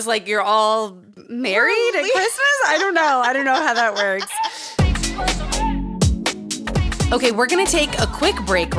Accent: Utah, United States; Growing up in Utah. Growing up around cults.

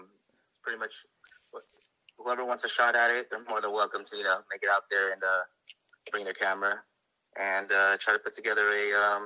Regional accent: United States; Well, me personally, I was born here in the States. But I do have, Filipino blood in me.

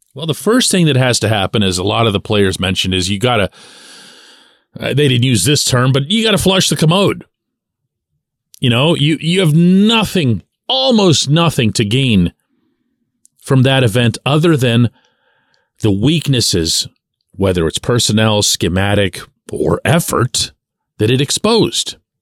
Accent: Pittsburgh, Pennsylvania, United States; I, I never say United States. I always say the city. Mostly just to see if they heard of us, right? I say Pittsburgh

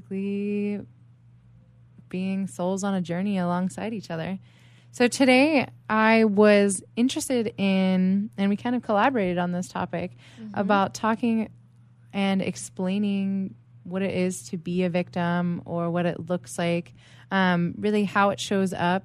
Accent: East Coast, United States; now in San Diego, United States; I am a San Diego life coach. I'm originally from the East Coast.

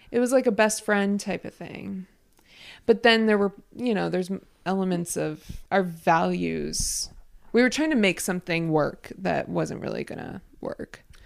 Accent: United States; I'm American

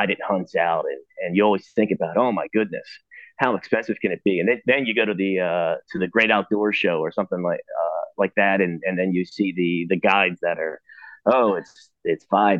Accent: Lancaster, Pennsylvania, United States; being a traditional East Coast hunter. I'm from Lancaster, Pennsylvania.

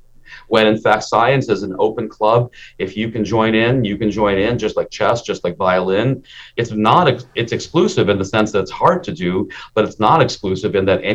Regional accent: India; born there; I'm an Indian immigrant, and my father, I was born in India, but my father immigrated us

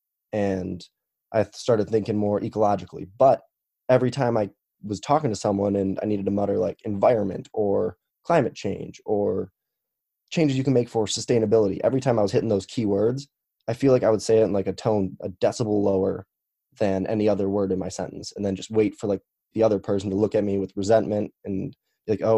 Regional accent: Chicago, Illinois, United States; now in Missouri, United States; I am 24 and I currently live in Missouri, but I am from Chicago

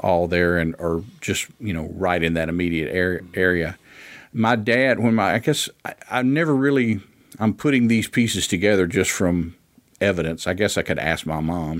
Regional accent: Ripley, Tennessee, United States; also born or lived in Memphis, Tennessee; I was born in Ripley

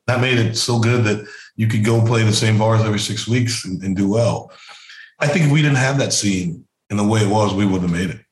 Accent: South Carolina, United States; I'm from South Carolina

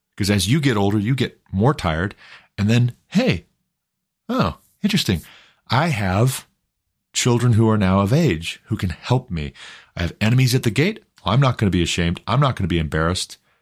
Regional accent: Glendive, Montana, United States; When I was a kid, growing up in Glendive, Montana

